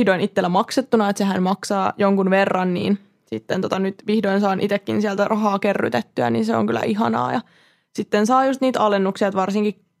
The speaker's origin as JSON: {"language": "Finnish", "town": "Vaasa", "region": "Ostrobothnia", "country": "Finland", "said": "Minä tulen Vaasasta ja kerron."}